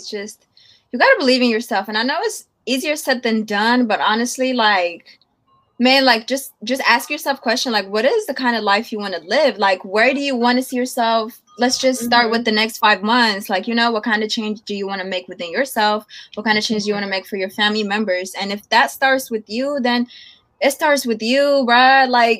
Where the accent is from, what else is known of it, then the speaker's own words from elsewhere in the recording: Oakland, California, United States; I'm from the Bay. Oakland. I mean, you feel me? Oakland.